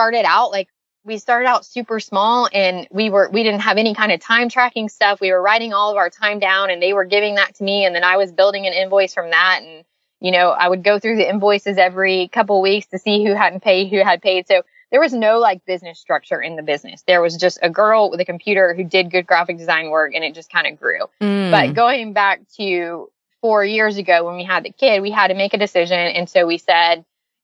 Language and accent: English; Lakeland, Florida, United States; moved away as an adult; also born or lived in St. Petersburg, Florida; now in Franklin, Tennessee, United States; back home to Lakeland, which is my hometown